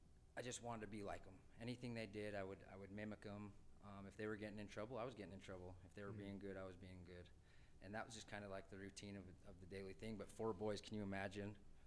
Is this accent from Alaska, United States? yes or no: no; Tooele, Utah, United States; also born or lived in Salt Lake City, Utah; I grew up in a small town called Tooele.